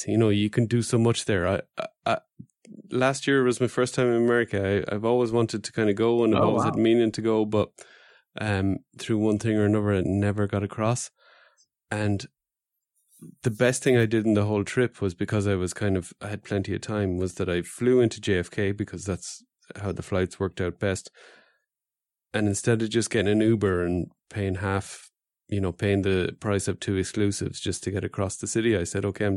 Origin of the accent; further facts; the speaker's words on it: Luxembourg; We're tiny, but there is a big American connection